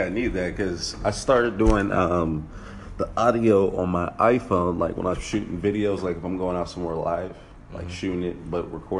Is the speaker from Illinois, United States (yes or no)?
no; Sacramento, California, United States; also born or lived in Rancho Cordova, California / Antelope, California; now in Los Angeles, United States; I'm from Sacramento, California.